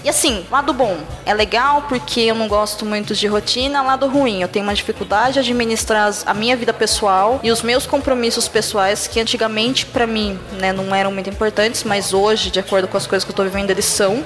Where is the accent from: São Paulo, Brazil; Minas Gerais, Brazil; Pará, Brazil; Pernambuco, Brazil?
São Paulo, Brazil; São Carlos; accent: caipira (interior paulista); eu sou do interior, eu moro em São Carlos